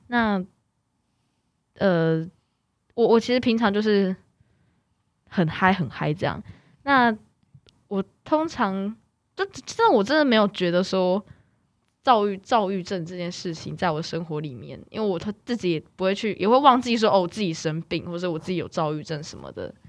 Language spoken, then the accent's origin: Chinese; Kaohsiung, Taiwan; moved away as an adult; now in Taipei, Taiwan; 我原嗯。本是在高雄居住，那小嗯。时候就在高雄住，那我是二零一八才搬来台北